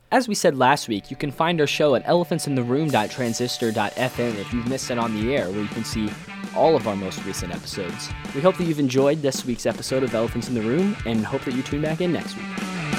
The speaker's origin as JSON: {"language": "English", "region": "Ohio", "country": "United States", "said": "my home state of Ohio"}